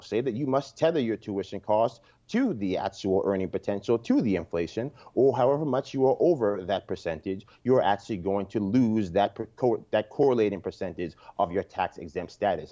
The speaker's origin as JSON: {"language": "English", "town": "Yonkers", "region": "New York", "country": "United States", "tie": "born or raised there", "said": "I'm a lifelong New Yorker, born and raised in Yonkers, New York"}